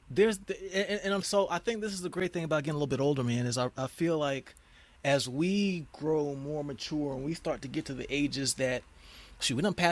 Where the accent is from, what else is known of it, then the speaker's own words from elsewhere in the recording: Philadelphia, Pennsylvania, United States; Stop, man. I'm from Philly. We wear Tim's around here.